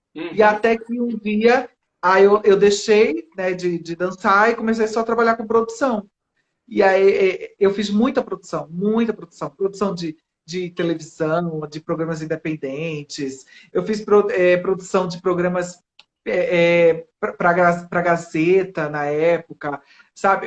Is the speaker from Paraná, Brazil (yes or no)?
no; Recife, Pernambuco, Brazil; now in São Paulo, Brazil; Eu comecei em Recife, eu sou pernambucana, e comecei minha, meu trabalho em Recife.